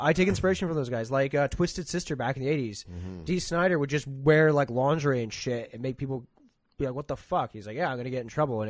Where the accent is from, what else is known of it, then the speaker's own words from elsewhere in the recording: Vancouver area, British Columbia, Canada; also born or lived in Australia; here in my hometown